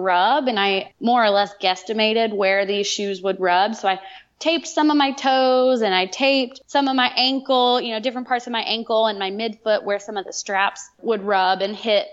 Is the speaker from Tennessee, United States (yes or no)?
yes; Chattanooga, Tennessee, United States; my hometown in Chattanooga